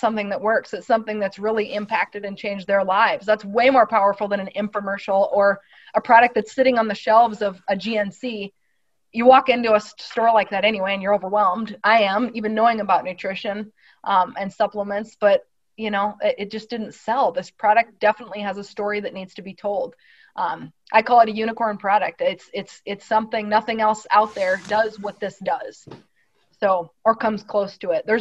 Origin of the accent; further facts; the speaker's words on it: Midwest, United States; growing up in the Midwest